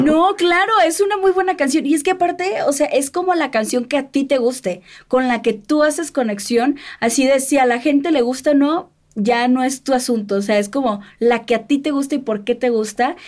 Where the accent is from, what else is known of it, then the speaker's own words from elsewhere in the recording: Sinaloa, Mexico; que soy de Sinaloa